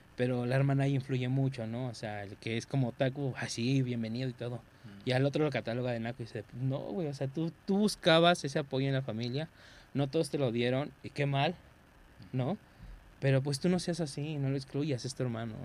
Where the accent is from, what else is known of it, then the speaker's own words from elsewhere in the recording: Mexico; como mexicano